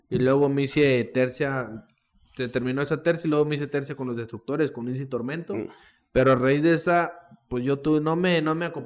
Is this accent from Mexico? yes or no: yes; Monterrey, Nuevo León, Mexico; es que soy de Monterrey.